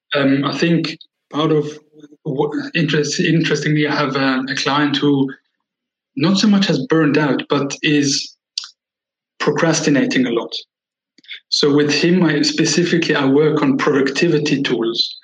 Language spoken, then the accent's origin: English; Switzerland; I was born and raised in Switzerland